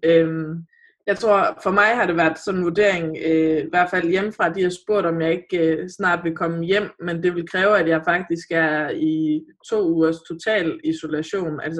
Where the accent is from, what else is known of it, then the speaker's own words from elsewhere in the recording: North Jutland, North Denmark Region, Denmark; Jeg er nordjyde